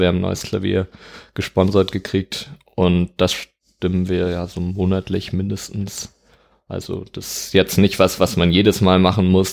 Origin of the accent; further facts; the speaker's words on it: Dortmund, North Rhine-Westphalia, Germany; moved away as an adult; also born or lived in Hamburg; now in Lüneburg, Germany; Ich komme ursprünglich aus Dortmund, mhm. ähm, bin da aufgewachsen, 18 Jahre da gelebt